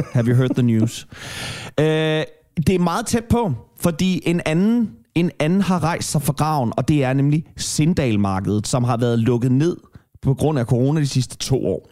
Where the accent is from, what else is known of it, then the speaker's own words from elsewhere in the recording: Kalundborg, Zealand, Denmark; moved away; Jeg er fra Kalamborg-egnen, og vi havde Hvidebæk byfest